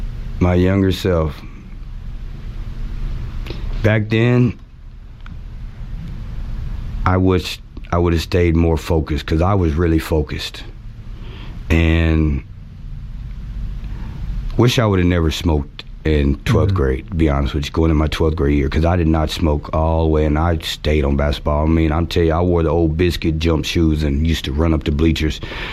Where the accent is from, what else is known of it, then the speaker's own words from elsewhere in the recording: Richardson, Texas, United States; I grew up in Texas, Richardson.